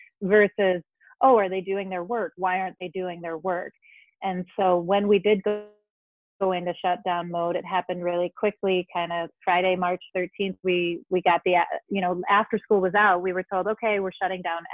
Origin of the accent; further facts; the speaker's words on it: Denmark; moved away as an adult; now in Madison, United States; I was born and raised in Denmark and came here as an adult.